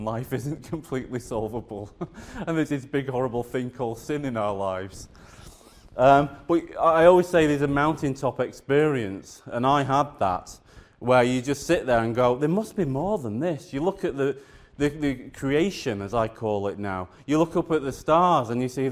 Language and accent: English; the north of England, United Kingdom; moved away as an adult; also born or lived in South Wales; I grew up in the Church of England, in the north of England